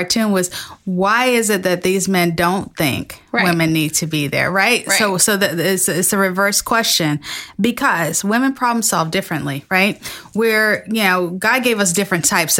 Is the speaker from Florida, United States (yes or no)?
yes; Florida, United States; moved away; my home state of Florida